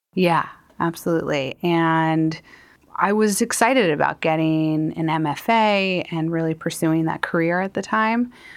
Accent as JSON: {"language": "English", "town": "Elkins Park", "region": "Pennsylvania", "country": "United States", "tie": "born or raised there", "said": "growing up in Elkins Park"}